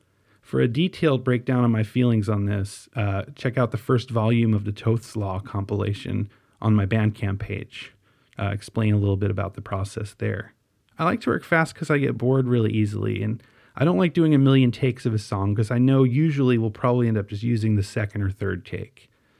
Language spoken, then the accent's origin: English; Staten Island, New York, United States; now in Wisconsin, United States; But I still like the idea of people not being able to pinpoint exactly where I'm from, due to the baggage I associate with places like Staten Island. But as I said earlier, I like Staten Island a lot more now than I did when I was growing up there.